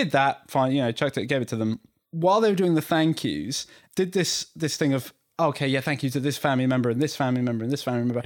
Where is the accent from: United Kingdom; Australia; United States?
United Kingdom; Devon, South West England; I'm from Devon